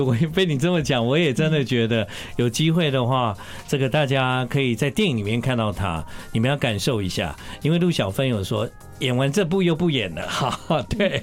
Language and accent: Chinese; Taiwan; 我们台湾人